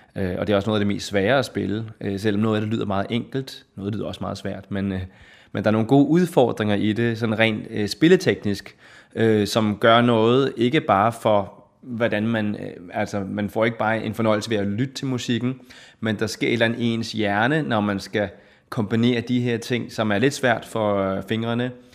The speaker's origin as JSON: {"language": "Danish", "town": "Hillerød", "region": "Capital Region of Denmark", "country": "Denmark", "tie": "born or raised there", "also_born_or_lived": "Copenhagen", "said": "Jeg er født i København og opvokset i Hillerød"}